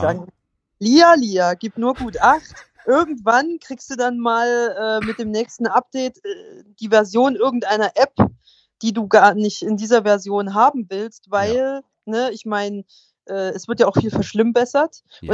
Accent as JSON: {"language": "German", "country": "Germany"}